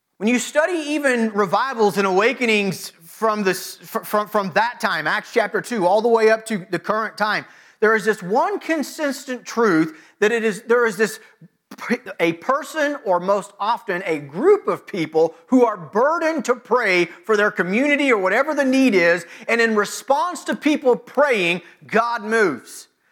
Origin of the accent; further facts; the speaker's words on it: United States; American Christians